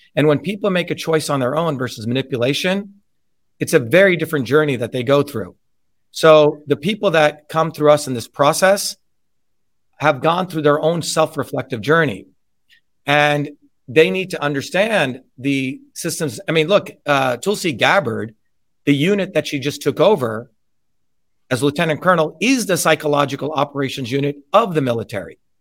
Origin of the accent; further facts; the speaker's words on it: New Jersey, United States; how I would speak growing up in New Jersey.